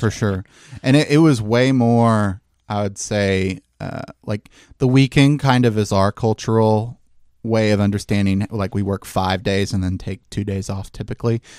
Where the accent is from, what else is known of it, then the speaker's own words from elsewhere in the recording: Memphis, Tennessee, United States; I've born and raised in Memphis